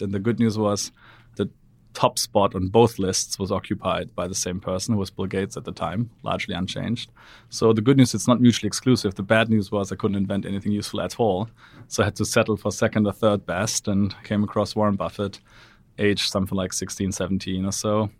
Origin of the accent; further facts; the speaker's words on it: Black Forest, Baden-Württemberg, Germany; moved away; I'm from Black Forest, Germany, which is a lovely but rather provincial part of the world. Grew up there